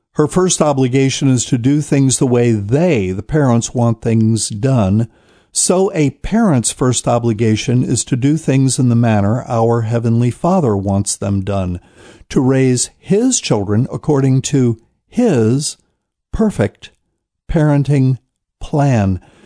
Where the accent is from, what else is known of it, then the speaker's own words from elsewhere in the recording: New Bern, North Carolina, United States; I'm in a city somewhere in America that is not my hometown, New Bern, North Carolina